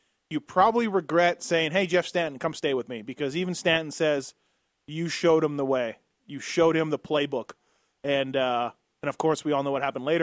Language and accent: English; Canada; me being Canadian